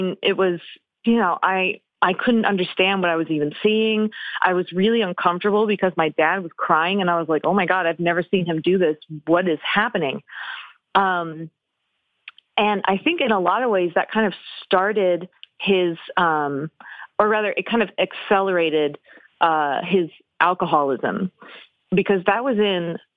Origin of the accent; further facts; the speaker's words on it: Oklahoma City, Oklahoma, United States; moved away as an adult; now in Los Angeles, United States; I am actually from Oklahoma City. So I was a kid